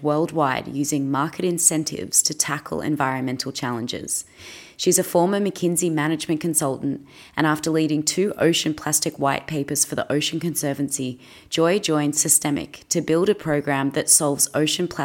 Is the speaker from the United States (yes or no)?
no; Australia; I'm an Aussie actress